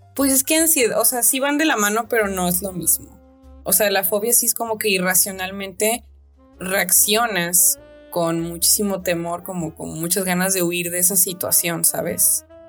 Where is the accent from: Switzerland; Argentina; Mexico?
Mexico; Sinaloa; yo también cruzo, cruzo la calle como una sinaloense, de que nosotros pasamos de que no le tenemos miedo a cruzar la calle